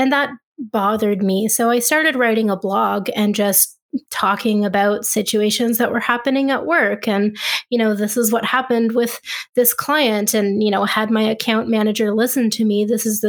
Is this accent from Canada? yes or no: yes; Ottawa, Ontario, Canada; when I moved back home to where I'm from Ottawa, Canada